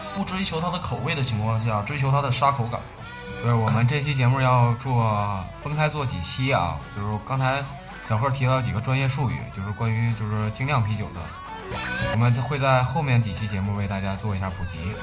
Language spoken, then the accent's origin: Chinese; Northeast China, China; 就是像我们在东北来说，就是夏天的时候，我们的撸串是必备的大排档